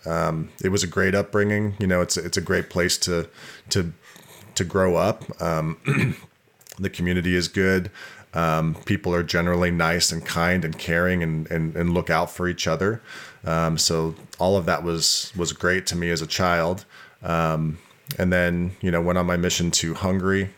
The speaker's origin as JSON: {"language": "English", "town": "Bountiful", "region": "Utah", "country": "United States", "tie": "born or raised there", "said": "I was born and raised in Utah, born in Bountiful, Utah"}